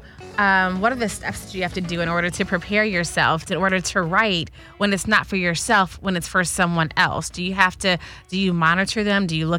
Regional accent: Chicago, Illinois, United States; now in Los Angeles, United States; I'm from Chicago originally

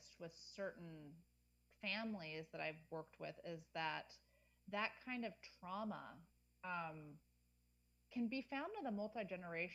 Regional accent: Midwest, United States; moved away; I grew up in the Midwest

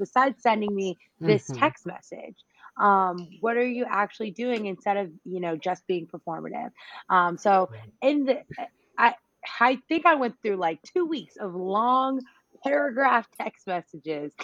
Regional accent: North Carolina, United States; I'm from North Carolina

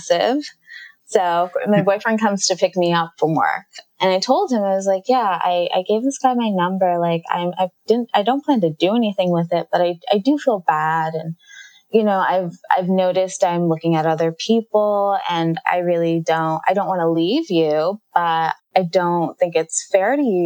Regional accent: New York City, New York, United States; now in New York City, United States; I grew up in Jamaica, Queens, in New York

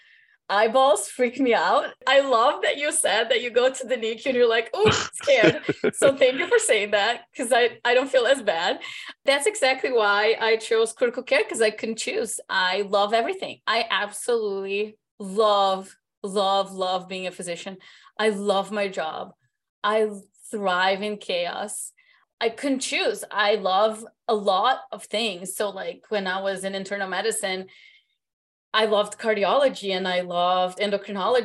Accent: Brazil; moved away as an adult; also born or lived in Miami, United States; now in United States; I'm originally from Brazil.

